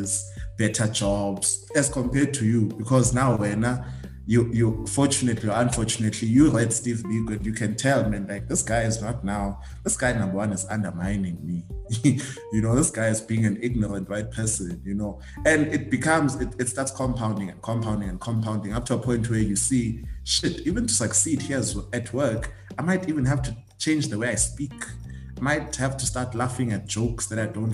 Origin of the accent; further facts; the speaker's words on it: Eastern Cape, South Africa; moved away; I'm from Eastern Cape